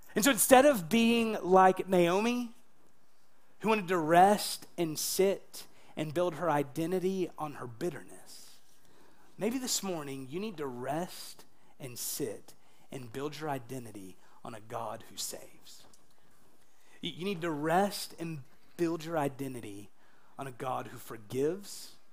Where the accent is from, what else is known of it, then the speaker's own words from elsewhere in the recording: United States; I'm an American.